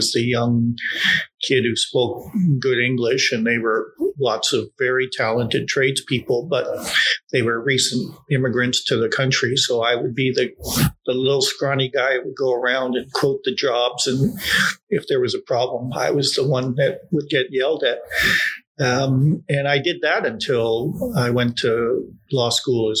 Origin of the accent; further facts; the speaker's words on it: Toronto, Ontario, Canada; So I grew up in Bloor and Lansdowne, a very tough working class neighborhood.